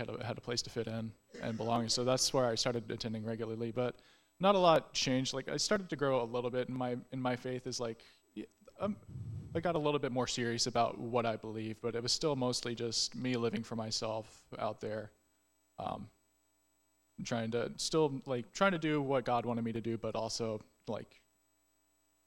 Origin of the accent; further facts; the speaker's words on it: Crestview, Florida, United States; moved away as an adult; now in Tallahassee, United States; I'm from Crestview, Florida